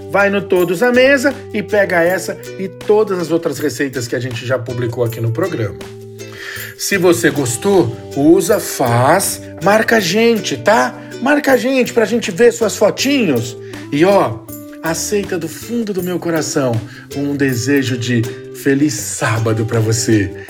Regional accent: São Paulo, Brazil; Eu sou paulistano

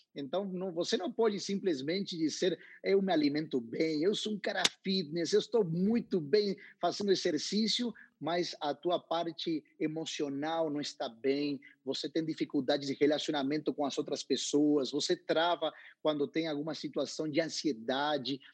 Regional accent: Paraná, Entre Ríos, Argentina; Portuguese is a second language; moved away; also born or lived in South Africa; eu sou nascido em Paraná, entre rios, na frente de um rio

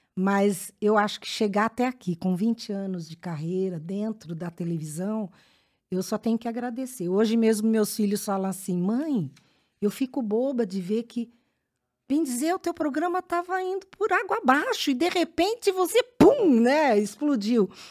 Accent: Sorocaba, São Paulo, Brazil; born or raised there; moved away as an adult

